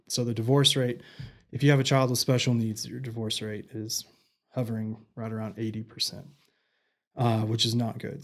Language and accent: English; Canyon, Texas, United States; also born or lived in Abilene / Midland; now in Amarillo, United States; I grew up in Canyon, graduated from Canyon High, and then, you know, the typical Panhandle kid